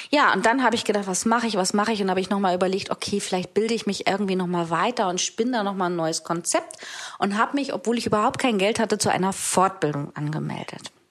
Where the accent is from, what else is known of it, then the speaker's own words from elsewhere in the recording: Hamburg, Germany; denn ich bin Hamburgerin und bin ja auch seit ein paar Monaten wieder zurück in Hamburg